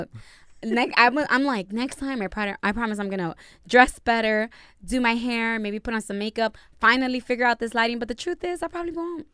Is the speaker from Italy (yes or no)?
no; Dominican Republic; first language Spanish; English is a second language; Spanish is my native tongue